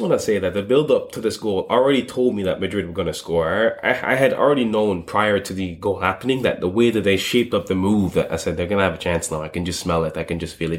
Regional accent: London, United Kingdom; I grew up in Streatham

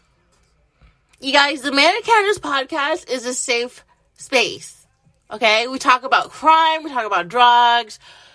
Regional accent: United States; I'm an American

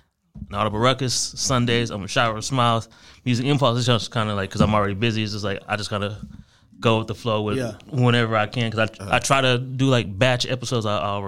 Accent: Ohio, United States; I majority grew up with my mom in Ohio.

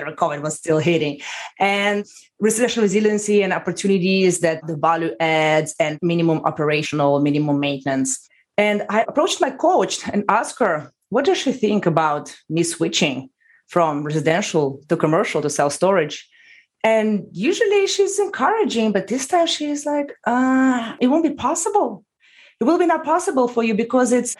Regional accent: Russia; moved away as an adult; now in United States; from Russia. I came to the United States 11 years ago

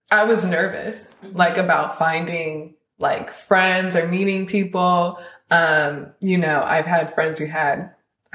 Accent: East Coast, United States; now in Los Angeles, United States; we're both originally from the East Coast

